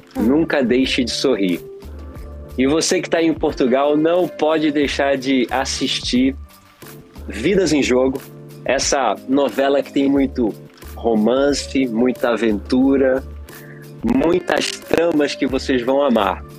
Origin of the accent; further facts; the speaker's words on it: Pernambuco, Brazil; now in Los Angeles, United States; eu sou de Pernambuco, então lá em Pernambuco o, o, o, nordestino brasileiro ele é muito musical